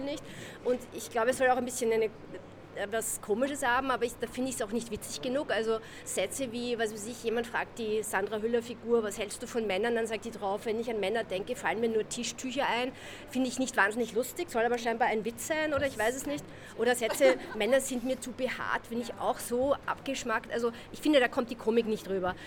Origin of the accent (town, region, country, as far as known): Austria